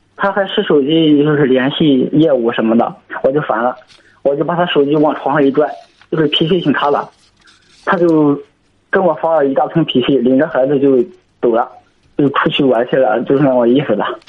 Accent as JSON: {"language": "Chinese", "town": "Zhangqiu", "region": "Shandong", "country": "China", "said": "我是山东庄丘的"}